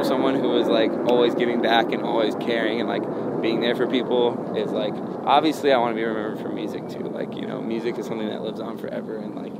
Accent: the South, United States; I mean, growing up in the South, I couldn't quote a whole Bible verse

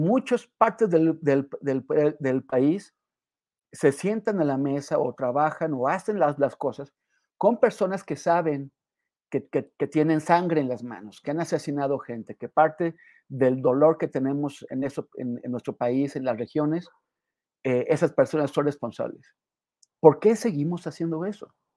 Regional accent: Mexico

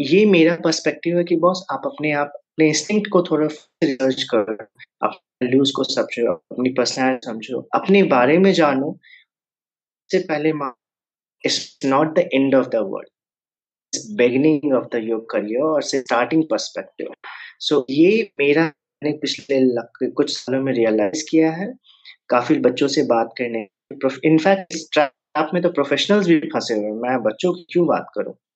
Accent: Jamshedpur, Jharkhand, India; moved away; मैं नेटिवली जमशेदपुर से बिलोंग करता हूँ जो कि झारखंड में है और काफ़ी दिन हो गए मुझे वहाँ से निकले हुए

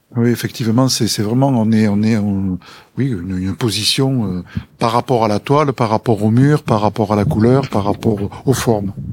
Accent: Rodez, Occitania, France; On est moi personnellement de l'Aveyron, vraiment euh, de Rodez, ruténois

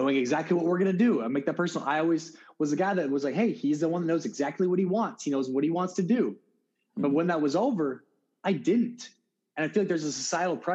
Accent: South Dakota, United States; I'm a guy from South Dakota

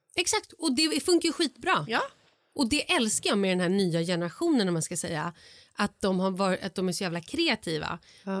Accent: Vallentuna, Stockholm County, Sweden; jag var uppvuxen då i Vallentuna

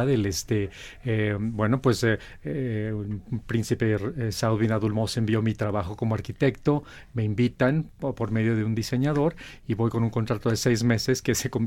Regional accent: Mexico; Representando a, a mi México, a mi América Latina, con mucho orgullo, este, siendo exalumno de la, de la UNAM, yo soy arquitecto

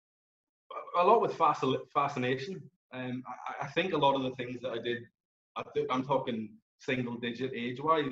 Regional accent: Belfast, Northern Ireland, United Kingdom; I grew up here in Belfast

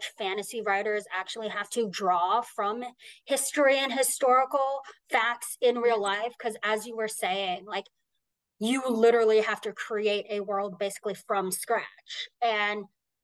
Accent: United States; I am American

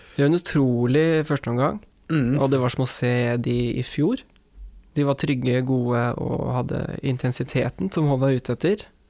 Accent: Norway; for meg som nordmann

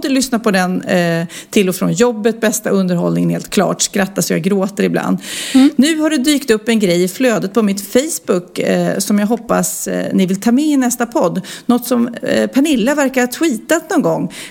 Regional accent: Luleå, Norrbotten County, Sweden; och, eh, vi kom från Luleå och inte var bortskämda alls med att träffa kändisar så ofta.

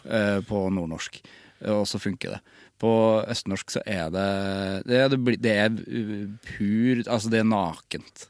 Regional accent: Trøndelag, Norway; Som trønder

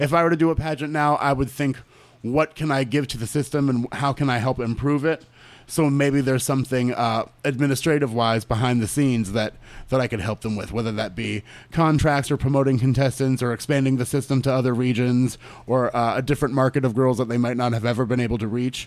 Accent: Orlando, Florida, United States; Born and raised in Orlando

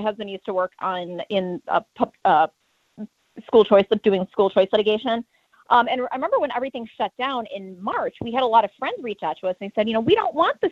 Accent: Chicago, Illinois, United States; moved away; I'm from Chicago originally

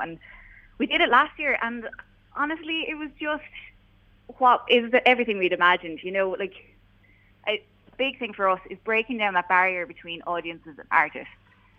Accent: Clonmel, Tipperary, Ireland; we grew up in Clonmel playing music in various bands, you know, probably awful at the time. And we ended up moving away, you know, living our lives. Mm-hmm. But kind of during the pandemic, we ended up moving back home, and we're here and we're settling down in Clonmel now.

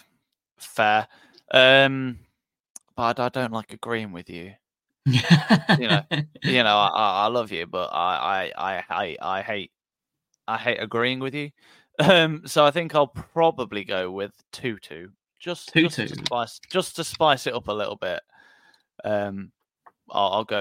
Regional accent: Midlands, United Kingdom; We're from nowhere near Portsmouth. We're from the Midlands.

